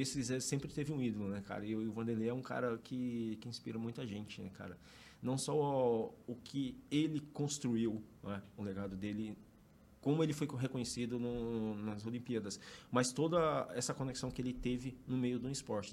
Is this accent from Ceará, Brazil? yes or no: yes; Fortaleza, Ceará, Brazil; Eu sou natural de Fortaleza